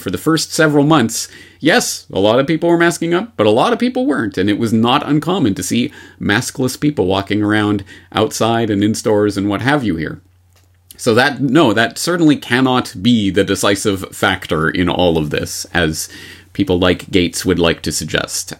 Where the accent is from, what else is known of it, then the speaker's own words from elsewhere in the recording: Seattle, Washington, United States; my hometown of Seattle